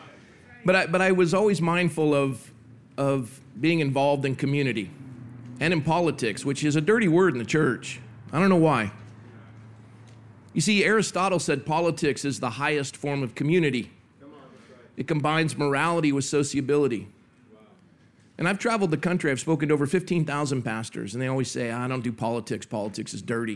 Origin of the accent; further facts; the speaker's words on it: Coronado, California, United States; I was born and raised in Coronado, California